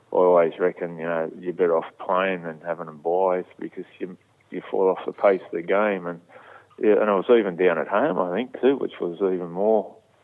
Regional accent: Newcastle, New South Wales, Australia; my hometown

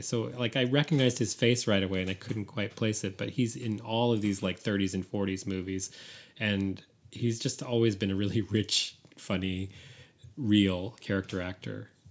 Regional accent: San Francisco, California, United States; San Francisco, my hometown

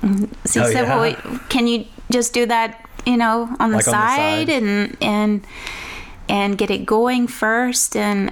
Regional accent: Woodville, Texas, United States; now in Louisiana, United States; I'm from Woodville, Texas.

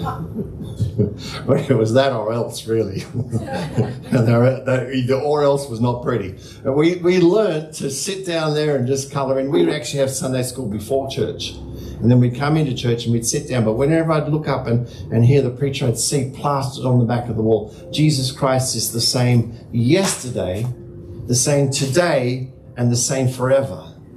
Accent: Hurstville, New South Wales, Australia; Growing up in the Salvation Army in the Hurstville Corps

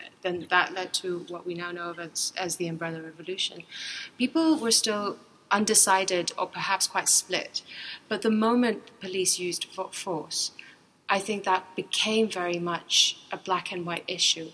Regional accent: Hong Kong; moved away as an adult; also born or lived in Europe; I grew up in Hong Kong. I did my whole education here.

